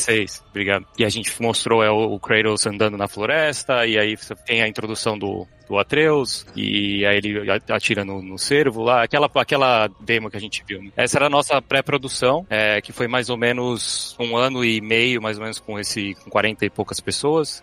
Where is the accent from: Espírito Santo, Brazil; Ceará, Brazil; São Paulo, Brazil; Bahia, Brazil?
São Paulo, Brazil; moved away as an adult; also born or lived in Canada; now in United States; eu sou de São Paulo, nascido e crescido no Ipiranga